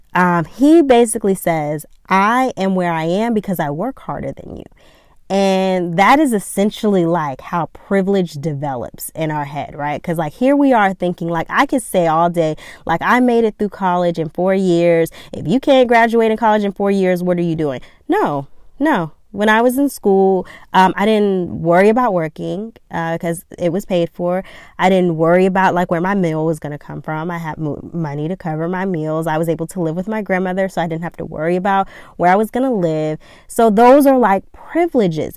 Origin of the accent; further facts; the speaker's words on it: Georgia, United States; I'm from Georgia